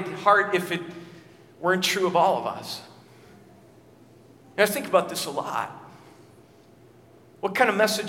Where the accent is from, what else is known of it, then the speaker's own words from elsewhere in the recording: Minnesota, United States; As a kid, I remember growing up in Minnesota